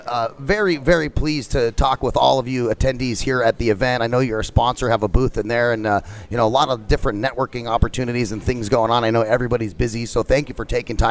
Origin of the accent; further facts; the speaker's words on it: Phoenix, Arizona, United States; in my hometown of Phoenix